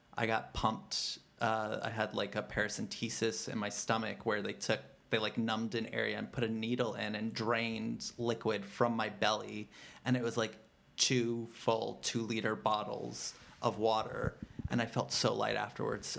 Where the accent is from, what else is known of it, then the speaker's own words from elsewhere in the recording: New York City, New York, United States; growing up in the Bronx and not really having much money.